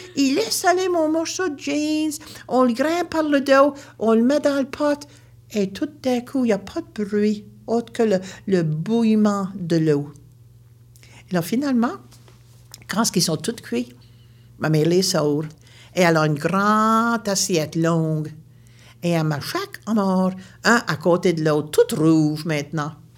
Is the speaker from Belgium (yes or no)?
no; Baie Sainte-Marie, Nova Scotia, Canada; Je viens de la Nouvelle-Écosse, une région appelée la Baie-Sainte-Marie